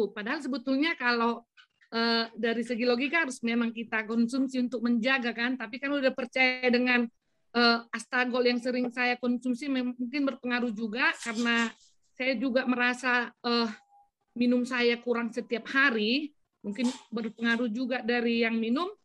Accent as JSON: {"language": "Indonesian", "region": "North Sumatra", "country": "Indonesia", "said": "Jadi kalau di istilah kami orang Batak memang penyakit anyang-anyangan ini beda lagi apanya."}